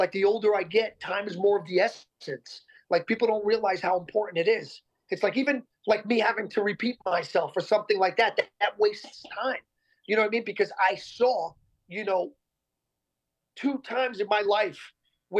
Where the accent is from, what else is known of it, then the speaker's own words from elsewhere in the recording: Yonkers, New York, United States; We grew up in Yonkers, New York